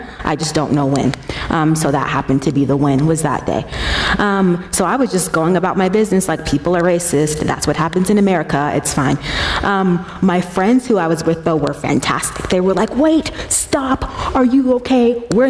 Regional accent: Colorado Springs, Colorado, United States; Yeah. So I grew up in Colorado Springs. That's where I was born and raised.

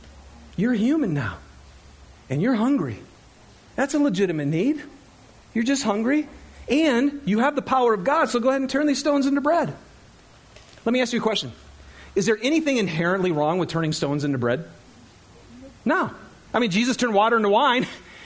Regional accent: Michigan, United States; I'm from Michigan, right? I'm thinking pine trees and, you know, maples and oaks.

